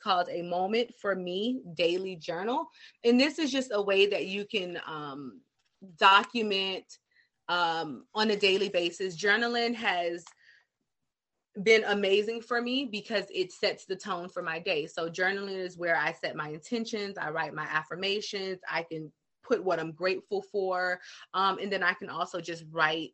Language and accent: English; the South, United States; I'm from the South, so it's sugar down here